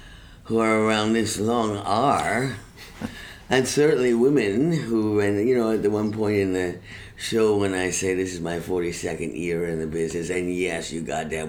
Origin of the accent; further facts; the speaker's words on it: Venezuela; also born or lived in Colombia / Cuba; I grew up in Venezuela 5 years.